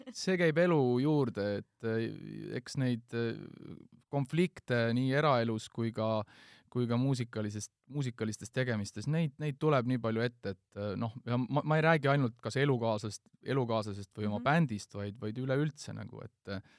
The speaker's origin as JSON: {"language": "Estonian", "country": "Estonia", "said": "ma ütlesin, et Eestist"}